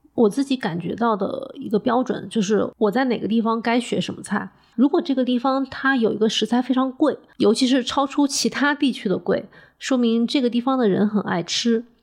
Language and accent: Chinese; Hunan, China; 我作为一个 湖南人，以及学了几年、好几年川菜的湖南人